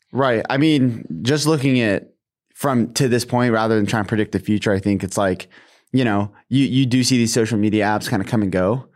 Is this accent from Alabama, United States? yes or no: no; Washington, United States; I'm from Washington State